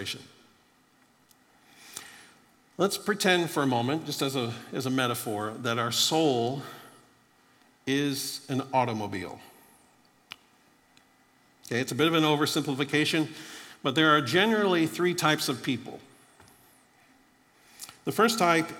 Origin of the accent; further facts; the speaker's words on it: Florida, United States; I grew up in Florida